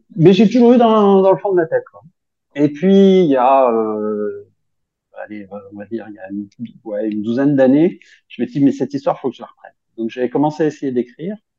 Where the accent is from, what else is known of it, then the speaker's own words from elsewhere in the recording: Grenoble, Auvergne-Rhône-Alpes, France; je suis grenoblois